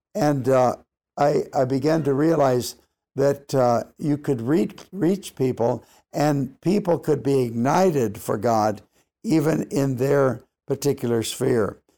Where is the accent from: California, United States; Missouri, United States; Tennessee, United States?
California, United States; Los Angeles; moved away; I grew up in Los Angeles